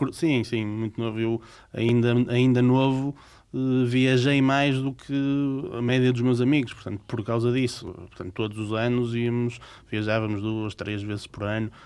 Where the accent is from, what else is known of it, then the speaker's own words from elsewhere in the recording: Portugal; Nós, portugueses, não temos muito esse hábito